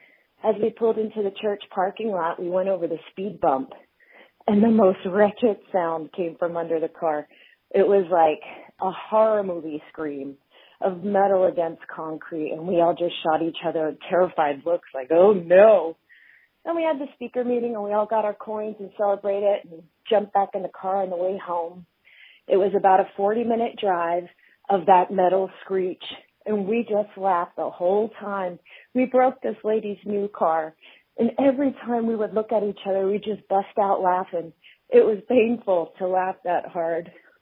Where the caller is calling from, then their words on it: Martinez, California, United States; Hi, Grapevine. … I'm from Martinez, California.